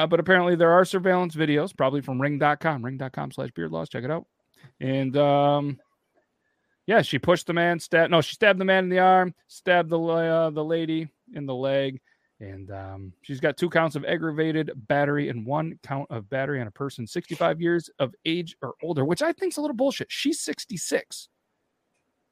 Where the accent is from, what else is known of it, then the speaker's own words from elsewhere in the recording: New York, United States; We're from New York as well. But not that one